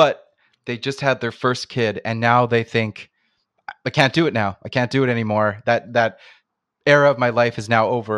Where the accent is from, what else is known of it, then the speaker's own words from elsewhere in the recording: Canada; I'm Canadian